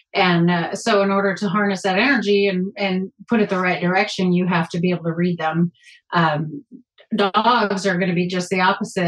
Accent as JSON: {"language": "English", "region": "New Mexico", "country": "United States", "moved": "as an adult", "said": "I'm a transplant from New Mexico, and I actually trained reining horses for a living out in New Mexico before I met John"}